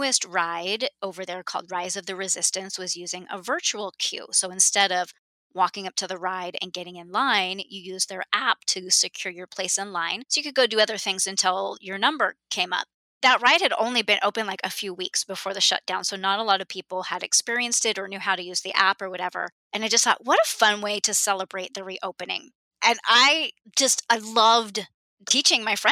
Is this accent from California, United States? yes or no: yes; Southern California, United States; I grew up in Southern California and have been to Disneyland hundreds of times.